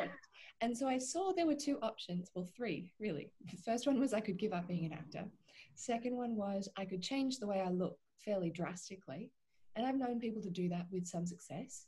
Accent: Australia; also born or lived in Vancouver, Canada; I am an Australian and half Irish actor

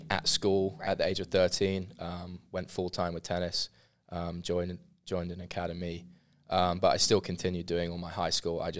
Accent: London, United Kingdom; now in Waco, United States; especially because I was coming from London, so obviously a very big major city

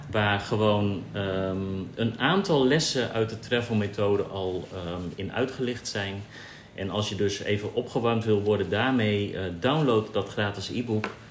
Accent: Netherlands; now in Bali, Indonesia; als Nederlanders

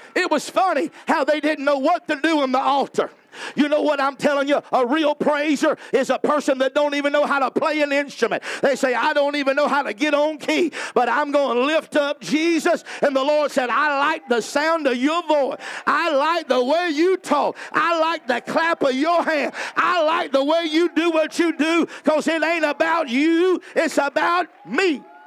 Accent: the South, United States; I'm from the South

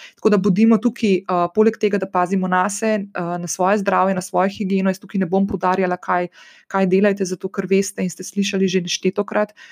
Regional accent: Slovenia; Slovenci smo se in slovenke smo se izkazali nedolgo nazaj za blazno solidarne

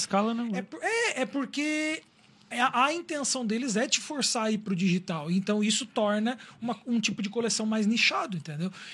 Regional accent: Criciúma, Santa Catarina, Brazil; eu sou de Criciúma

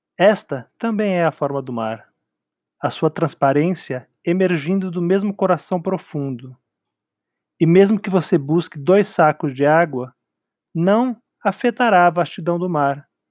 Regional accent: São Paulo, Brazil; eu também joguei muito bilhar quando era jovem em São Paulo

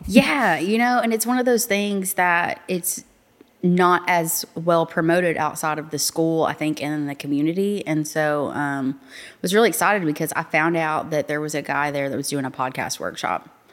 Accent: North Little Rock, Arkansas, United States; I'm actually from North Little Rock

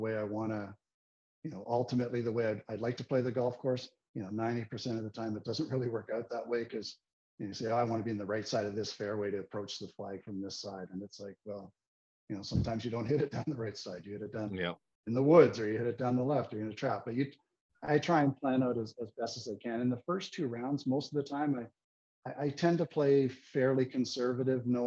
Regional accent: Richmond Hill, Ontario, Canada; I grew up in Richmond Hill, which is 20 minutes north of Toronto

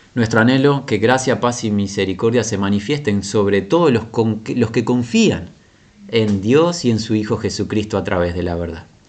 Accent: Uruguay; la ciudad de nuestra nación Montevideo, en esta república pequeña, la República Oriental del Uruguay

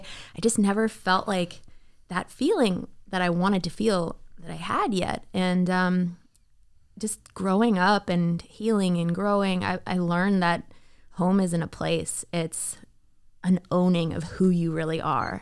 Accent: Toronto, Ontario, Canada; moved away as an adult; also born or lived in Miami; now in Nashville, United States; I am a Canadian raised girl

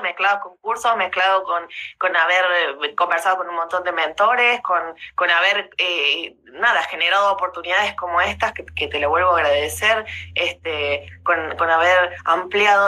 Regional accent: Rosario, Santa Fe, Argentina; yo también soy de Rosario, nací en Rosario

